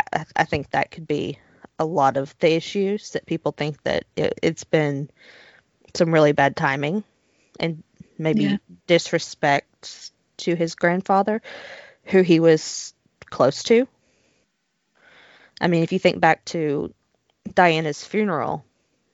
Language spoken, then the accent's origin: English; United States; I'm American